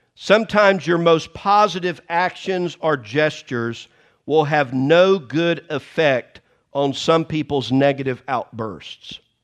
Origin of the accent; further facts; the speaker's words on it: the South, United States; I am from the South